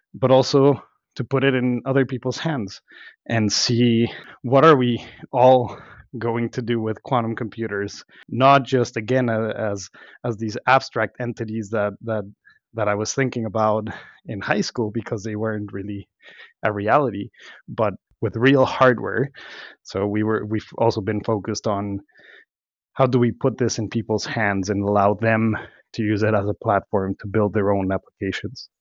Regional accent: Mexico; moved away as an adult; also born or lived in Mexico City, Mexico / Los Cabos, Mexico; now in Boston, United States; I was born and raised in, in Mexico, uh, Mexico City, and then Los Cabos

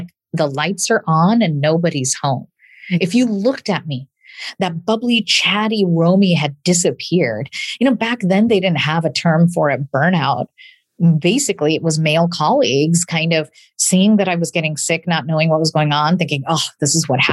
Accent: a small town in Illinois, United States; English is a second language; I am a daughter of immigrants and English is my second language. And I'm a proud product of the public school system in a small town in Illinois

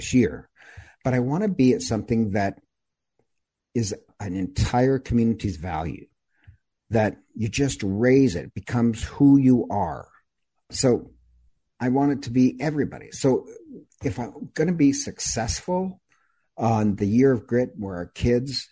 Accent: Idaho, United States; when I was growing up in Idaho

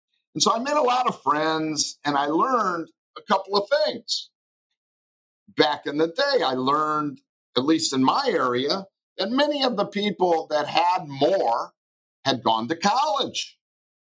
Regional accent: Detroit, Michigan, United States; Life in Detroit was wonderful. I was raised in the late 50s and early 60s as a young person there in a lower middle class household

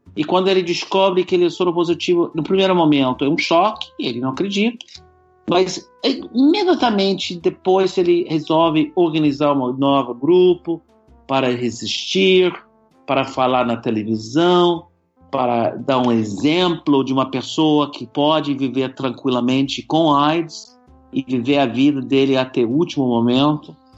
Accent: United States; Portuguese is a second language; also born or lived in Brazil; não sou brasileiro, sou americano, falo com sotaque

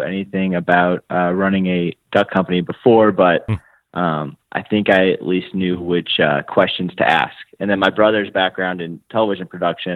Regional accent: St. Louis, Missouri, United States; I'm an attorney from St. Louis, Missouri

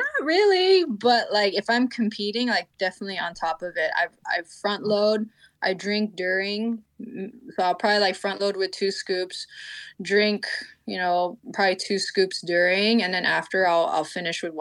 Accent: California, United States; I'm also from California

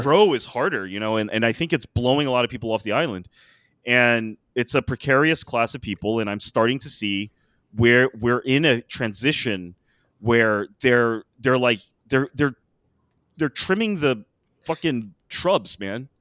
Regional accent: United States; as an American

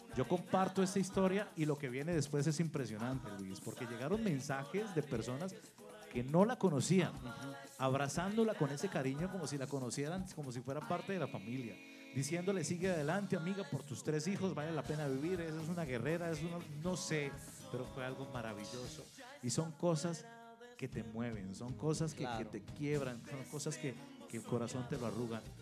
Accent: Colombia; moved away as an adult; also born or lived in Venezuela / Mexico City, Mexico; now in Saltillo, Mexico; Soy el mayor de tres hermanos. Eh, nacimos en Colombia

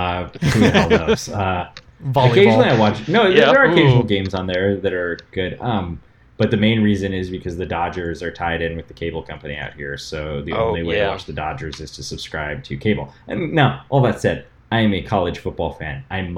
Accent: Midwest, United States; I'm a Midwesterner.

